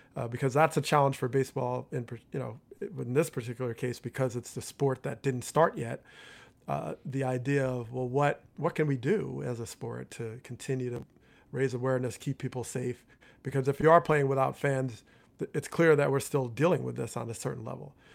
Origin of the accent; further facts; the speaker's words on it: Teaneck, New Jersey, United States; growing up in Teaneck, New Jersey